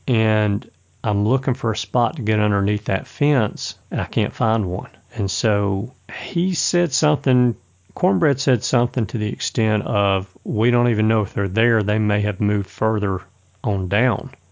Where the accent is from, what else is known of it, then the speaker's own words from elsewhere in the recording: Alabama, United States; I'm from Alabama